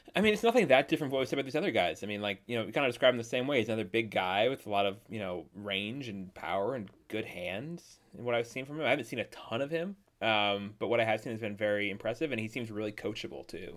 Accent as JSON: {"language": "English", "country": "Canada", "said": "as a Canadian"}